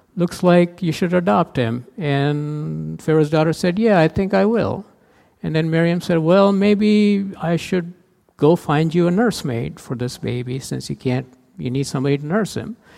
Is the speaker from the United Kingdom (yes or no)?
no; India; moved away as an adult; now in United States; I played a lot of cricket growing up in India